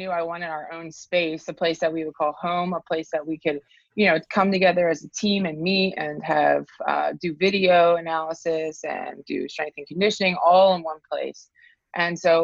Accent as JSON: {"language": "English", "region": "New Jersey", "country": "United States", "tie": "born or raised there", "said": "I'm from South Jersey. And when I was growing up, there was no goalkeeper coaching in my area"}